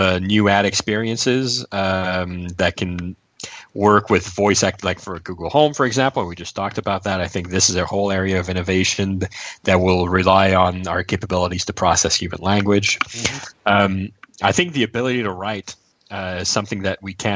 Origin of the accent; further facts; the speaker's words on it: Montreal, Quebec, Canada; we're from Montreal.